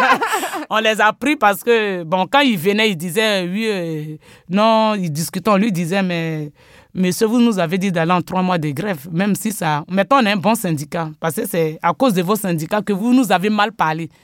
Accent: Côte d’Ivoire; now in France; je suis né d'abord en Côte d'Ivoire. Euh, j'ai grandi là-bas parce que je suis arrivé en France en 2000

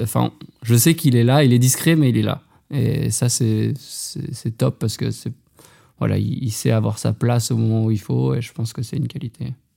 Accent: Haute-Savoie, Auvergne-Rhône-Alpes, France; moved away as an adult; also born or lived in Besançon; je suis originaire de Haute-Savoie

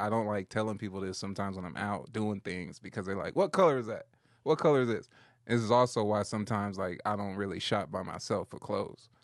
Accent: Compton, California, United States; I'm from Compton. Yeah, I'm from L

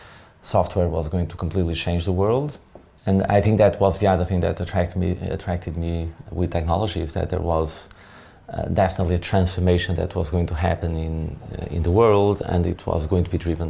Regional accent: small village just outside Porto, Norte, Portugal; I was born in Portugal, in the north of Portugal, in 1974

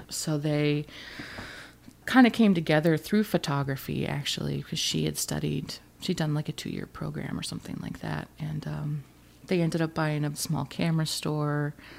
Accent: Alaska, United States; moved away as an adult; also born or lived in Oregon / Ridgewood; I'm from Alaska

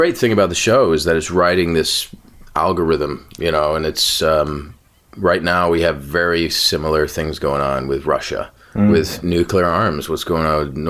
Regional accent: Ireland; I am Irish.

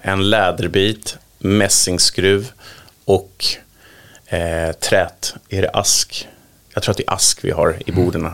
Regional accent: Sundbyberg, Stockholm County, Sweden; jag kommer från Sumpan

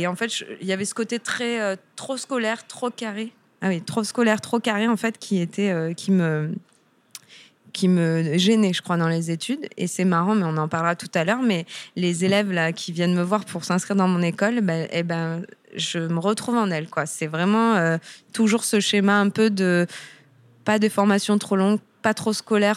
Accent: Toulon, Provence-Alpes-Côte d'Azur, France; moved away as an adult; also born or lived in Lyon / Paris / Amsterdam; je suis originaire de Toulon, donc du Sud

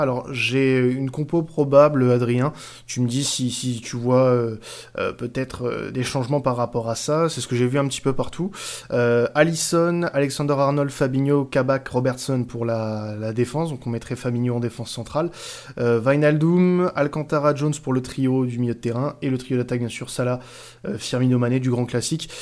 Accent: France; je suis un bon Français

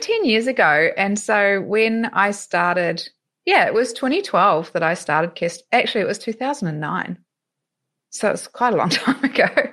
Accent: New Zealand; moved away as an adult; also born or lived in Melbourne, Australia; now in Europe; I'm originally from New Zealand, but spent eleven and a half years living in Melbourne.

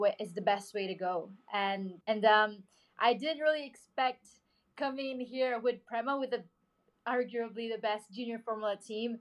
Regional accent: Philippines; I came from the Philippines, not a country known for motorsport

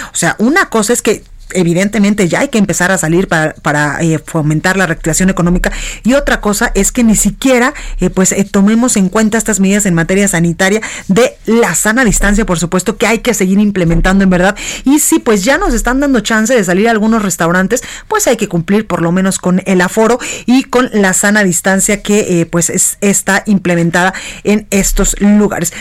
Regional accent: Mexico; no podemos ingresar como mexicanos

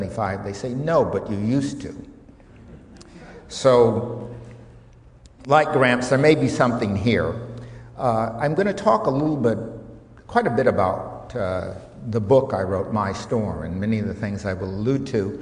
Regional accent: United States; accent: strong American; now in Sydney, Australia; this rather strong American accent

